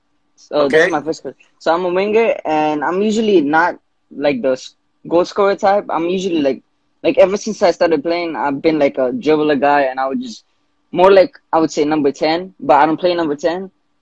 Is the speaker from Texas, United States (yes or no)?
no; New York City, New York, United States; my age is 19, and I'm from New York City.